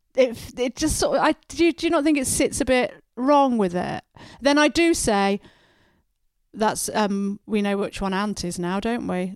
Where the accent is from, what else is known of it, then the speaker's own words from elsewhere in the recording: Oxford, South East England, United Kingdom; when I was growing up in Oxford